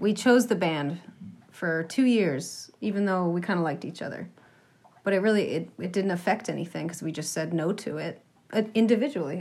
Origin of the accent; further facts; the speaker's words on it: Franklin, Massachusetts, United States; also born or lived in Boston; I grew up in Franklin, Massachusetts, and uh, moved to Boston